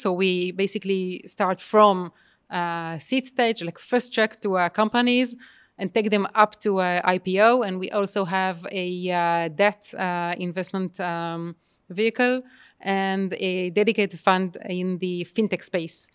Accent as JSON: {"language": "English", "country": "Israel"}